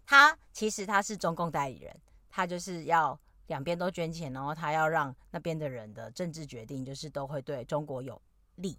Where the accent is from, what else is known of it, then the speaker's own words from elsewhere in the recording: Taiwan; moved away; 讲我是台湾人的时候